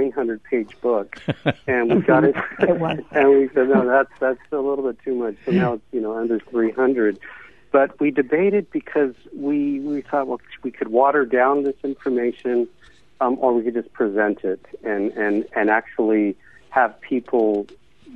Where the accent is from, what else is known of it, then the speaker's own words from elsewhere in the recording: United States; I'm Mexican American.